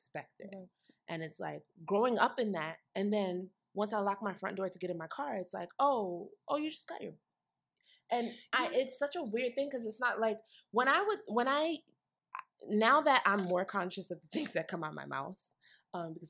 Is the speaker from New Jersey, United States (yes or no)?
yes; Newark, New Jersey, United States; I was born and raised in Newark